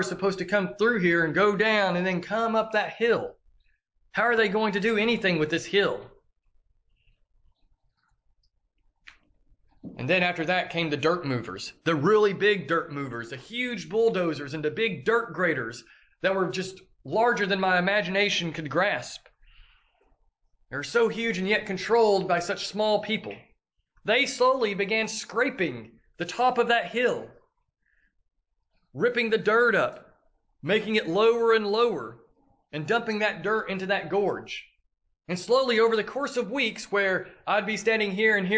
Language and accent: English; Tellico Plains, Tennessee, United States; my hometown of Tellico